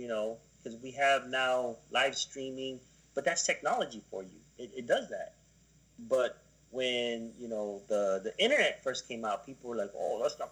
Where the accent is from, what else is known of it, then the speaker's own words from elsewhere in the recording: United States; We are, yes, Americans